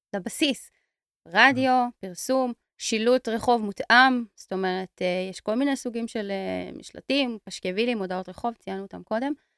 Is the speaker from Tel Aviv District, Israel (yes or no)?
yes; Tel Aviv, Tel Aviv District, Israel; אני תל אביבית